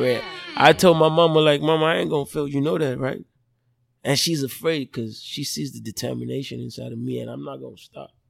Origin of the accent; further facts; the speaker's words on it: Lagos, Nigeria; moved away as an adult; also born or lived in Port Harcourt, Rivers State, Nigeria; now in Dallas, United States; I was born in Lagos. Parents are from Delta State, Nigeria. Grew up in Lagos